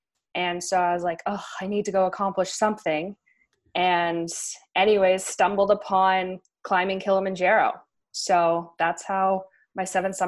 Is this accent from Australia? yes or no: no; Vancouver, British Columbia, Canada; moved away; also born or lived in Colorado; I grew up in Vancouver, British Columbia, and I was always surrounded by the mountains.